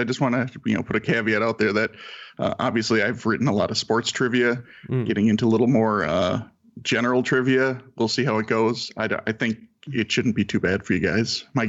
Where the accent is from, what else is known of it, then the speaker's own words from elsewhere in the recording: St. Paul, Minnesota, United States; I'm from St. Paul, Minnesota.